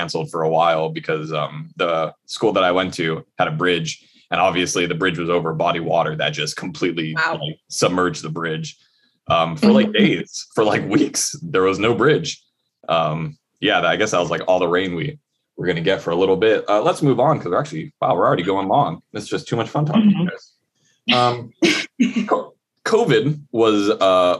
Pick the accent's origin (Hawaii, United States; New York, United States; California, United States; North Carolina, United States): Hawaii, United States; growing up in Hawaii